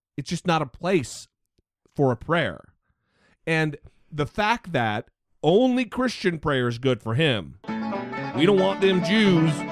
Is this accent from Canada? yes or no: no; Idaho, United States; my home state of Idaho